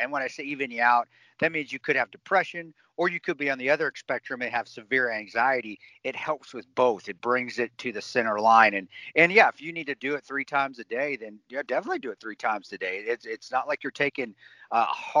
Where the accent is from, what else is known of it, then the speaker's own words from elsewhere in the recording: Alamosa, Colorado, United States; down there in southern Colorado, where I grew up in Alamosa